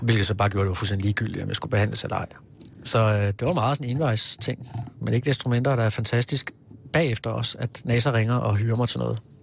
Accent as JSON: {"language": "Danish", "town": "Hillerød", "region": "Capital Region of Denmark", "country": "Denmark", "tie": "born or raised there", "also_born_or_lived": "Kirke Værløse", "moved": "as an adult", "lives_now": "Copenhagen, Denmark", "said": "har jeg vokset op i Hillerød"}